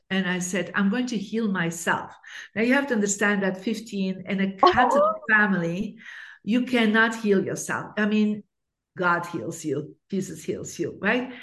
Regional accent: Bruges, Flanders, Belgium; I actually grew up in Belgium in a beautiful city called Bruges.

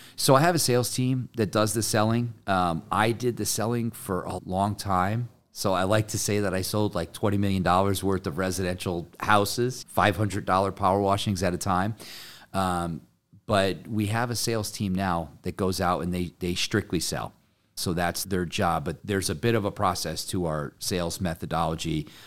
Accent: Connecticut, United States; I'm from Connecticut

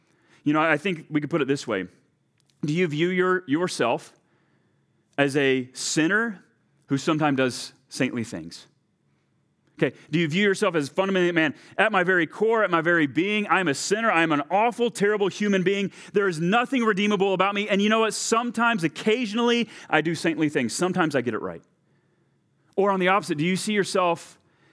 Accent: Texas, United States; now in Delano, United States; my home country of Texas

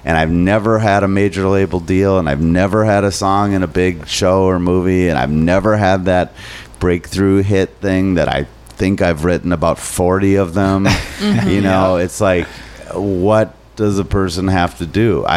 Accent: Minnesota, United States; I'm too Minnesotan.

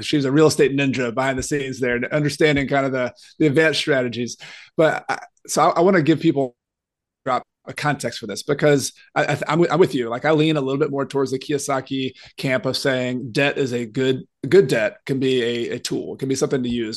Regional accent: Newnan, Georgia, United States; also born or lived in Clemson, South Carolina; I grew up in Noonan, Georgia

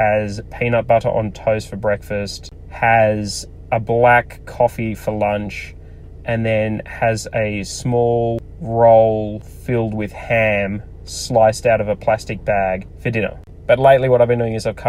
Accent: Australia; I'm Australian

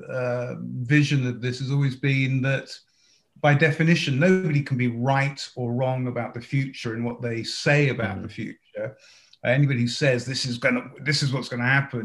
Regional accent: Watford, East of England, United Kingdom; moved away as an adult; also born or lived in Manchester; now in United States; I grew up in just outside of London, Watford, if people know that part of the world

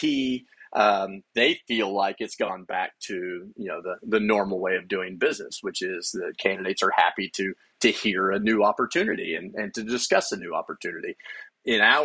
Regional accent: United States; moved away; also born or lived in Stillwater, Oklahoma / Abilene, Texas / Phoenix, Arizona; I grew up in small towns. I grew up in Stillwater, Oklahoma, and Abilene, Texas

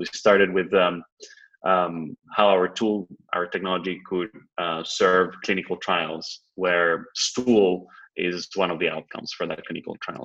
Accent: Spain; moved away as an adult; also born or lived in New York, United States / Boston, United States; I'm originally from Spain, and I spent the last uh, decade or so in the United States between New York and Boston

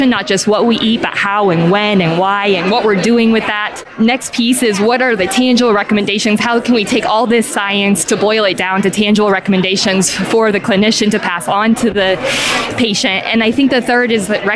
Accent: Colorado Springs, Colorado, United States; I'm from Colorado Springs, Colorado.

